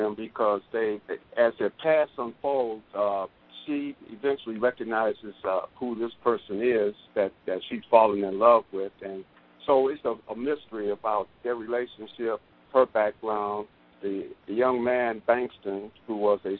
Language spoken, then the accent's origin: English; Cleveland, Ohio, United States; I grew up in Cleveland, Ohio, Glenville area